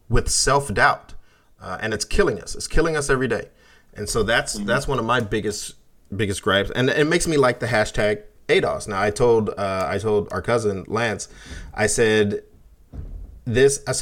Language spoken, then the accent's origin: English; United States; But I'm American, right?